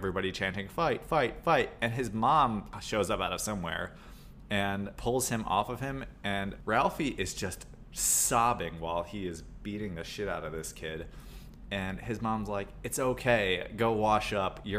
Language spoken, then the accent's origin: English; Midwest, United States; I grew up in the Midwest